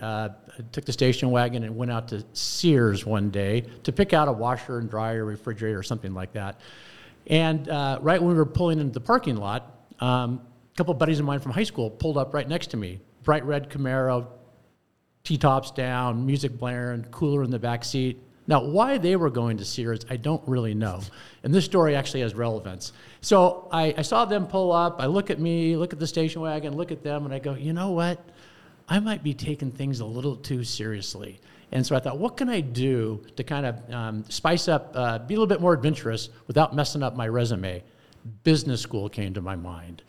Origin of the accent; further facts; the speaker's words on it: Spokane, Washington, United States; I grew up in Spokane. I was the youngest of four boys by a big margin.